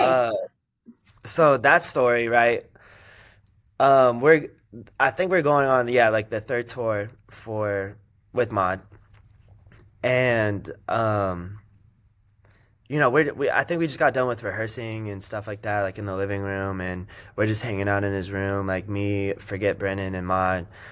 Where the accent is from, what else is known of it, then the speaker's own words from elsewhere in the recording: Las Vegas, Nevada, United States; now in Los Angeles, United States; I was born and raised in Vegas